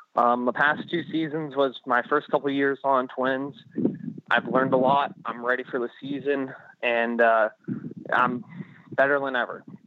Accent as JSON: {"language": "English", "region": "California", "country": "United States", "moved": "yes", "said": "I still claim I'm from California"}